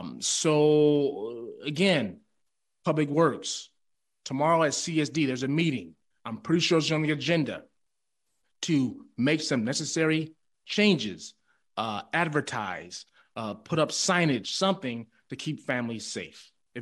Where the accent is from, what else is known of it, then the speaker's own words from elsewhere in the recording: Marin City, California, United States; here, born and raised in Marin City.